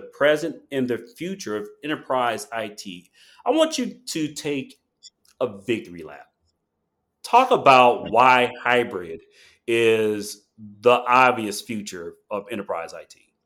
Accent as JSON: {"language": "English", "town": "Chicago", "region": "Illinois", "country": "United States", "said": "I'm from Chicago"}